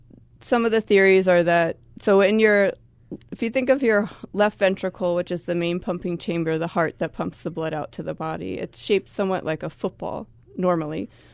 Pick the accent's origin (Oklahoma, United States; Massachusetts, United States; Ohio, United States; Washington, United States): Massachusetts, United States; Boston; I never hear horns here. I'm from Boston originally, so.